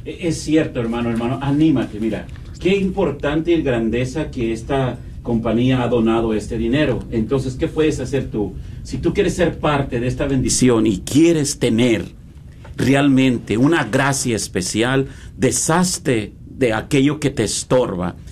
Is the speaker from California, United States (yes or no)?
yes; Los Angeles, California, United States; realmente yo soy de Los Ángeles